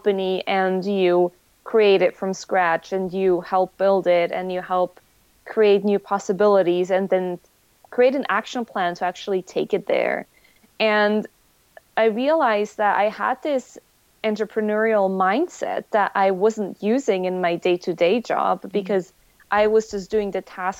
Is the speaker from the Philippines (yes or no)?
no; Switzerland; English is a second language; moved away as an adult; now in United States; I'm originally from Switzerland. And I moved to the US for work together with Kyle.